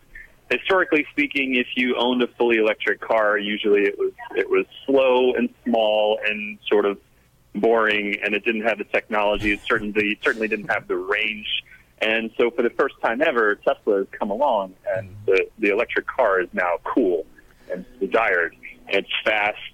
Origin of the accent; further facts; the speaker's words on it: Florida, United States; now in California, United States; I'm from Florida, but out here in California